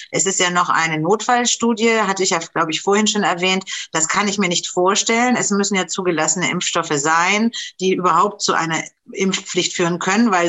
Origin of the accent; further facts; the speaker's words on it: Germany; Du bist aus der Schweiz, ich komme aus Deutschland